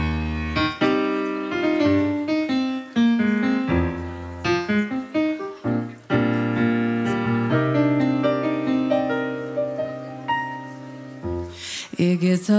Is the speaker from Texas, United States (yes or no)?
yes; Austin, Texas, United States; now in Berlin, Germany; Austin's my hometown